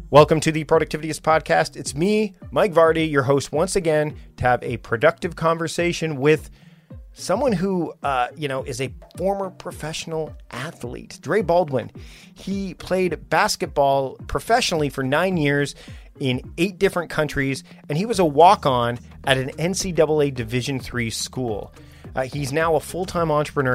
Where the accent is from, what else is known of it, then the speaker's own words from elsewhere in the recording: Canada; I'm from Canada